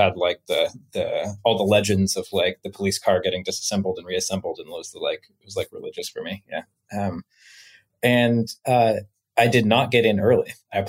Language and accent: English; Pullman, Washington, United States; Beautiful. First off, the Palouse is what that region is called. It's just absolutely beautiful.